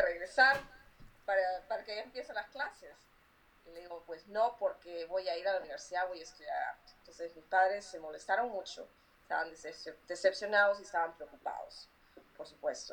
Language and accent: Spanish; Lima, Peru; moved away as an adult; yo nací en el Perú. Eh, viví en el Perú hasta que tenía 20 años.